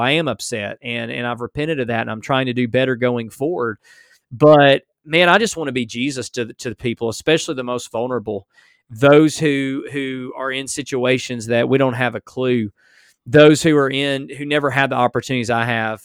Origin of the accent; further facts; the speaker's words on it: United States; as an American